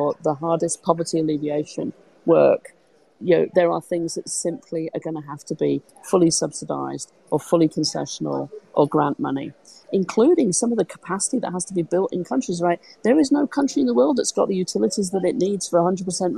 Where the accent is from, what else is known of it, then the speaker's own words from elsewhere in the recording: United Kingdom; I'm British